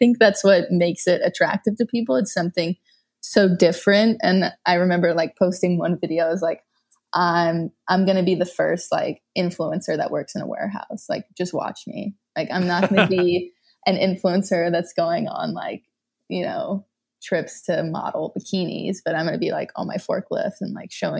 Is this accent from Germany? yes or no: no; Louisiana, United States; I grew up in Louisiana without access to recycling